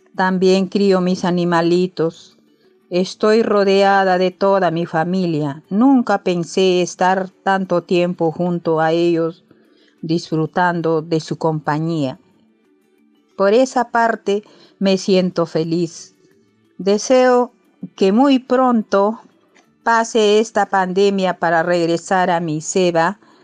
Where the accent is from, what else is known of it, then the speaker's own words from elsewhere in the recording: Peru; moved away as an adult; also born or lived in Lima; Actualmente yo me encuentro en mi tierra